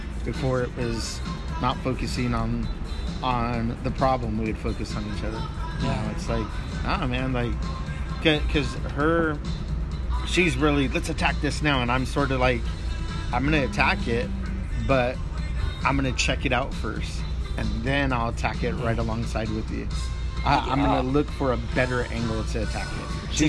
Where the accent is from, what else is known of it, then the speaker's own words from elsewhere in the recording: Montana, United States; but that later on in life I grew up in Montana, you know, the second part of my life.